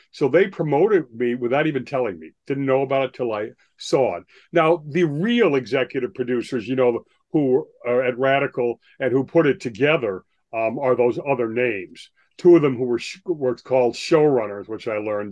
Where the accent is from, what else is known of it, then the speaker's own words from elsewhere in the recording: Lake Forest, Illinois, United States; moved away; I grew up in Lake Forest